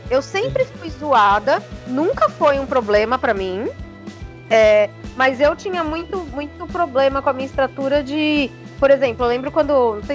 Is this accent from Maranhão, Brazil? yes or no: no; São Paulo, Brazil; eu sou da Zona Norte, né? Morei mais na Zona